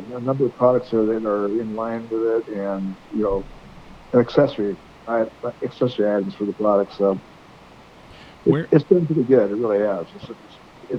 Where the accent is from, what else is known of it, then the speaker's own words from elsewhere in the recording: Butte Sink area, California, United States; I'm from California down there in the Butte Zinc area.